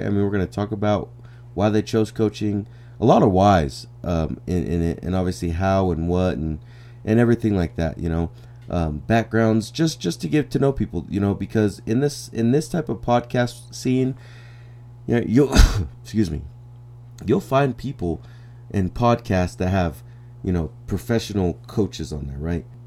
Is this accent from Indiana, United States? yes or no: no; New Mexico, United States; come back to my hometown and become the head coach here